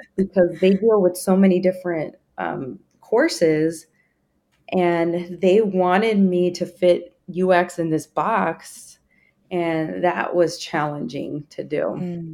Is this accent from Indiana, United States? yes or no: yes; Indiana, United States; now in Texas, United States; I grew up in Indiana